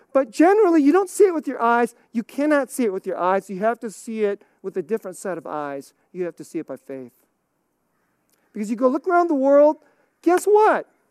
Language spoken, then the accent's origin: English; United States; I'm American